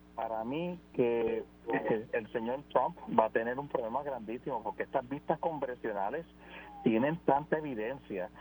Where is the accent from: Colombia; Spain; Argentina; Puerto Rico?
Puerto Rico; todos somos puertorriqueños